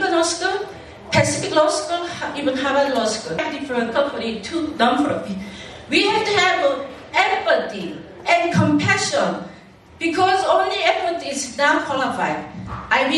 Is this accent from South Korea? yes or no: yes; Seoul, South Korea; English is a second language; moved away as an adult; now in United States; I am immigrant from Seoul, Korea, My age, 24 years old. I've been in America, 28 years